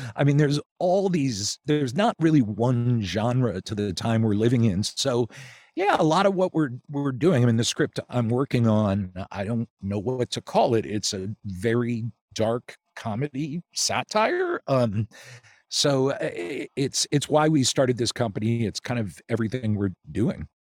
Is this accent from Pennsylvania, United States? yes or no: yes; outside Philadelphia, Pennsylvania, United States; moved away as an adult; also born or lived in Chicago; I grew up outside Philly, then went to college in Philly